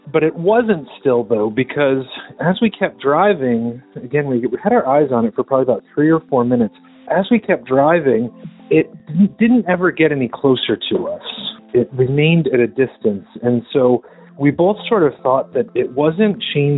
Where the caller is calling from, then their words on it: Medford, Massachusetts, United States; I'm calling from Medford, Massachusetts